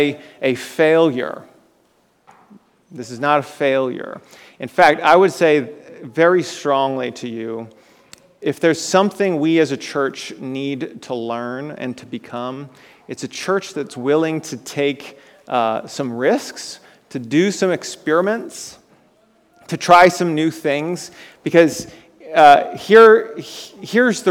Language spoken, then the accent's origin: English; Florida, United States; moved away as an adult; also born or lived in Kentucky; I grew up there, spent 17 years in Florida, right? But then I really spent years in the state of Kentucky